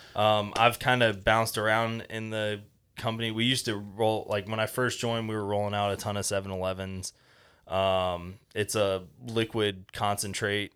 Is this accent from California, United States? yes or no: no; Fort Walton Beach, Florida, United States; also born or lived in Tampa, Florida; originally I'm from Fort Walton